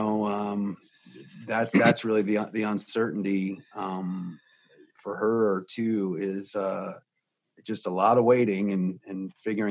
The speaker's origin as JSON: {"language": "English", "region": "Virginia", "country": "United States", "tie": "born or raised there", "moved": "yes", "lives_now": "Los Angeles, United States", "said": "I grew up in Virginia was very similar to where you live now."}